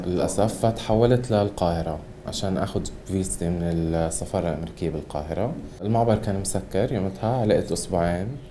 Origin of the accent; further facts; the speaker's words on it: Gaza, Gaza Strip, Palestine; احنا كفلسطينيين خصوصا بغزه